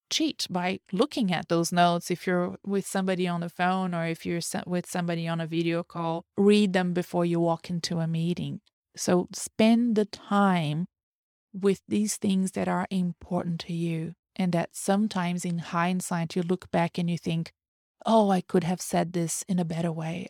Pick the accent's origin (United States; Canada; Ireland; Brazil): Brazil; first language Portuguese; English is a second language; moved away